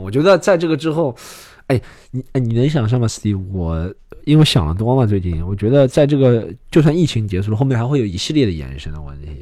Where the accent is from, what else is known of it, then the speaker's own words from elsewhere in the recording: China; 你说我们中国人，就拿中国人来说